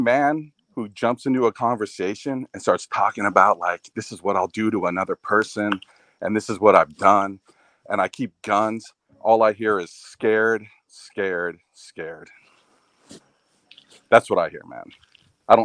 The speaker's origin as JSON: {"language": "English", "town": "Vista", "region": "California", "country": "United States", "tie": "born or raised there", "said": "I spent 20 years in Vista."}